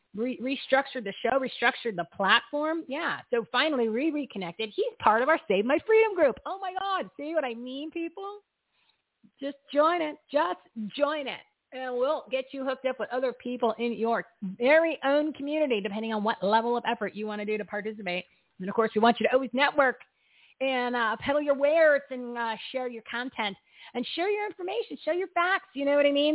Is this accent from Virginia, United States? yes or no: no; New Jersey, United States; I'm from New Jersey